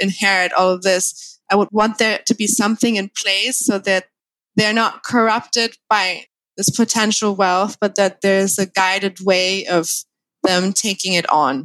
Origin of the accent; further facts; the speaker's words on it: Thailand; also born or lived in Germany / Spain; I'm born and raised in Thailand.